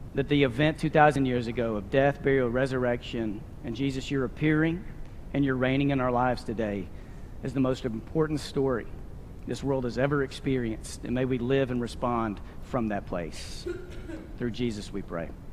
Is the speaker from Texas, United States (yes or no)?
yes; Abilene, Texas, United States; moved away; We're Abilenians from Texas